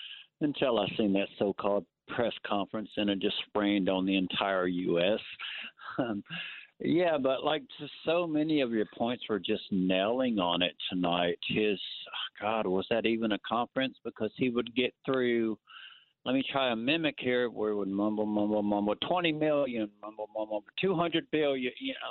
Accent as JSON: {"language": "English", "country": "United States", "said": "as an American"}